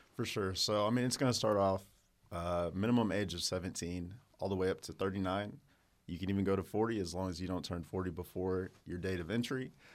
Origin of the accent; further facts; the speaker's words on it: Hobart, Oklahoma, United States; Oklahoma, uh, born and raised in a small town called Hobart